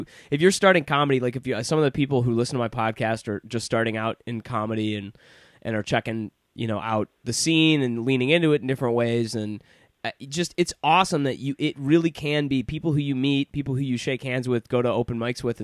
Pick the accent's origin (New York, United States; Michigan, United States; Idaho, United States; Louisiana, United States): Michigan, United States; Detroit; I grew up in Detroit